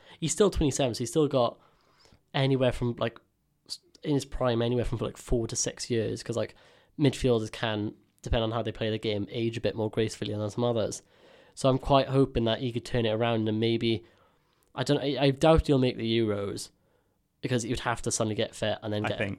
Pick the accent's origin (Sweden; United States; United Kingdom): United Kingdom; Swansea, Wales; I feel bad because obviously I'm from Swansea, so I follow Swansea